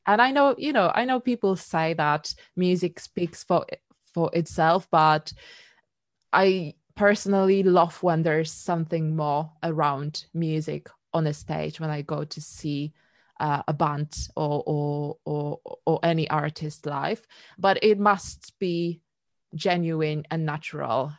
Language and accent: English; Poland; now in London, United Kingdom; I was born in Poland